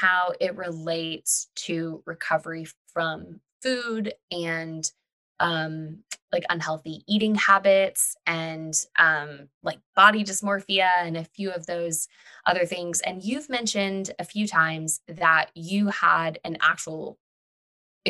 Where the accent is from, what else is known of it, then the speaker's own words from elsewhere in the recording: Texas, United States; We're two friends from Texas